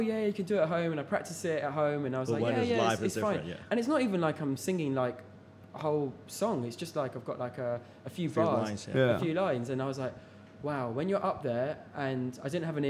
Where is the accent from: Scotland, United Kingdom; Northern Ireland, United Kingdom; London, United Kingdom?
London, United Kingdom; I'm actually from North London, but east, north, west.